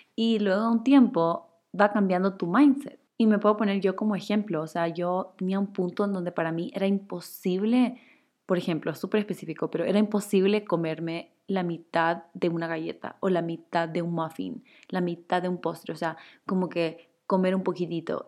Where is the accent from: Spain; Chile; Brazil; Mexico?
Chile; now in Ecuador; Yo soy chilena, pero vivo en Ecuador hace 10, creo que ya 12 años